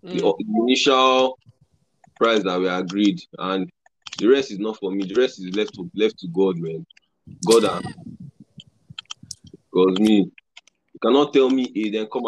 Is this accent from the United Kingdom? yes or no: no; Port Harcourt, Rivers State, Nigeria; moved away as an adult; now in Lagos, Nigeria; I've been in Lagos. I came to Lagos in 2018, December. Because PH wasn't just it again. I grew up in PH.